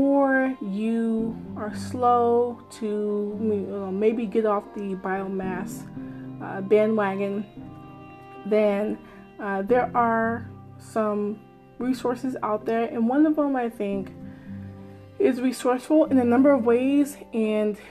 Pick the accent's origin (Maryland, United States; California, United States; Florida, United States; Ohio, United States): Maryland, United States; I'm so proud of my home state, where I am